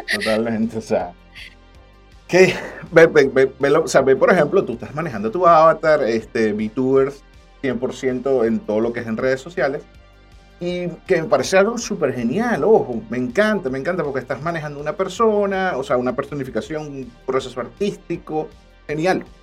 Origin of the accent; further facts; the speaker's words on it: Venezuela; nuestra perspectiva como venezolanos